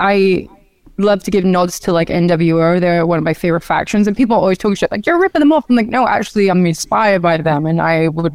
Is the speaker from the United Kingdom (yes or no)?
yes; Norwich, East of England, United Kingdom; moved away as an adult; now in United States; when I was younger in my Norwich days